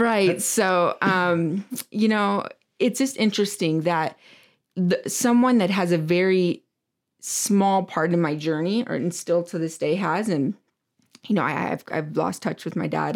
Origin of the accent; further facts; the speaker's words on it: Michigan, United States; moved away; I'm from Michigan originally